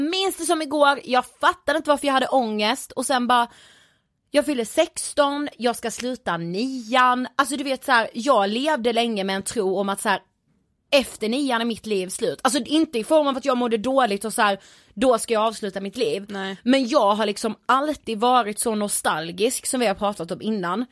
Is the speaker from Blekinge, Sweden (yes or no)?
yes; Blekinge, Sweden; från Blekinge faktiskt där vi är uppvuxna